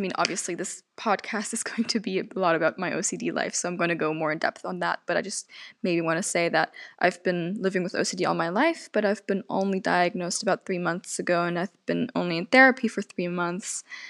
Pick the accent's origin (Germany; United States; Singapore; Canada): Germany; accent: German; I am 18 years old, and I'm from Germany. I grew up bilingual. That's why I speak English fluently. I already excuse myself if I do sometimes have a German accent